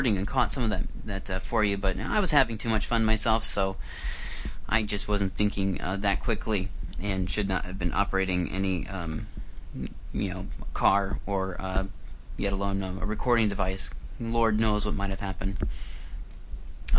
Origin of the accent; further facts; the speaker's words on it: Iowa, United States; moved away as an adult; now in Vancouver, Canada; I used to live and I grew up in Iowa back in the United States